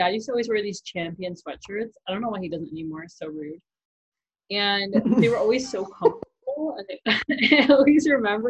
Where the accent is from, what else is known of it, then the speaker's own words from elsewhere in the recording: the Catskills, New York, United States; moved away; I was like 4 or 5 back where I grew up in New York, like in the Catskills.